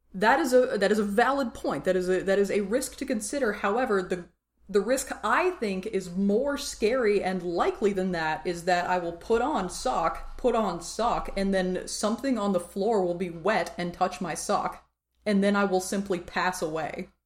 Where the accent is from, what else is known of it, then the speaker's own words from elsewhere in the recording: Tennessee, United States; I'm from Tennessee